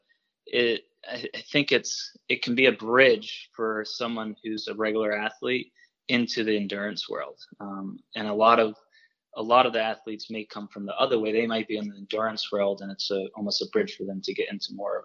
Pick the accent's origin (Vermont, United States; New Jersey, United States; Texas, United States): Vermont, United States; Woodstock; I grew up in Woodstock, about just a few miles from the big ski mountain Killington